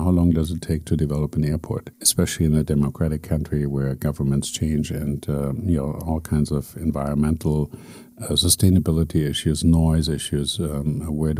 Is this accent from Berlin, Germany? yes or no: yes; Berlin, Germany; now in Abu Dhabi, United Arab Emirates; my hometown, Berlin